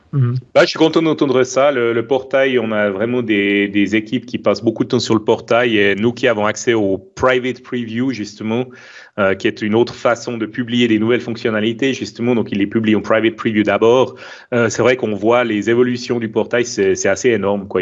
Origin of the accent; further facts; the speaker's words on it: Switzerland; accent: Swiss; mon accent suisse